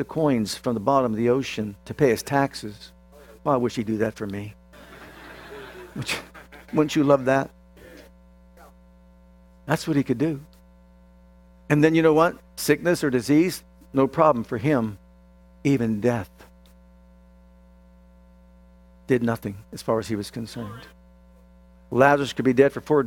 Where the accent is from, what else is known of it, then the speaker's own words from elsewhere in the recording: Youngstown, Ohio, United States; I was born in Youngstown, Ohio at Northside Hospital